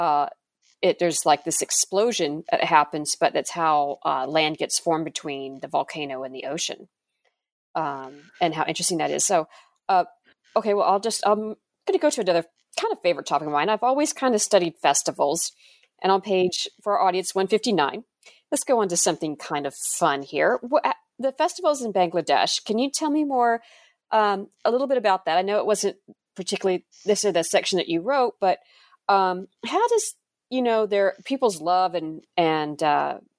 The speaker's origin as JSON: {"language": "English", "region": "Hawaii", "country": "United States", "tie": "born or raised there", "said": "I was born in Hawaii"}